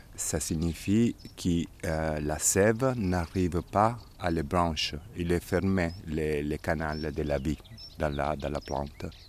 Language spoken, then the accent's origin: French; Diso, Apulia, Italy; moved away as an adult; Je suis né ici, à Dizo, où on se trouve maintenant, il y a 50 ans. Quand j'étais petit, dans la maison où on se trouve maintenant